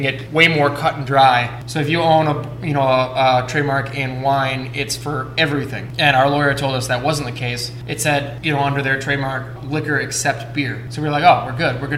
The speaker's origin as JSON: {"language": "English", "town": "New Berlin", "region": "Wisconsin", "country": "United States", "tie": "born or raised there", "said": "the street that we grew up on in New Berlin"}